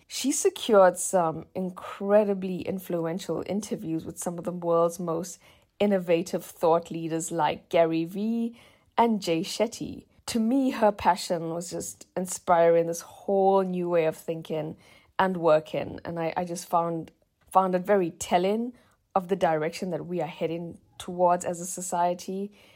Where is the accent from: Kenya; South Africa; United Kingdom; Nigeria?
South Africa; moved away; South Africa, my home country.